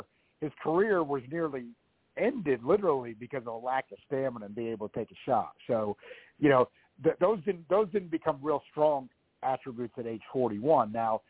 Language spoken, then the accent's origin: English; United States; as an American fan